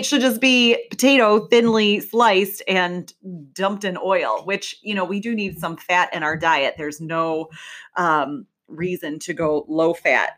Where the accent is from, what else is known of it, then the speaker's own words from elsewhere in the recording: Midwest, United States; I'm from the Midwest, we say pop, maybe soda